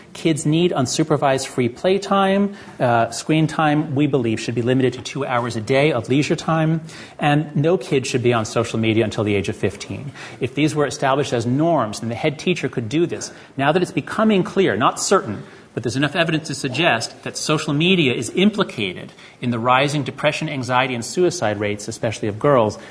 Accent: United States; I'm an American

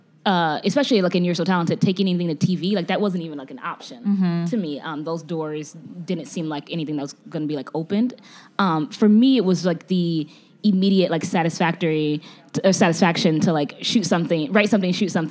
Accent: Chicago, Illinois, United States; I'm from Chicago, born and raised.

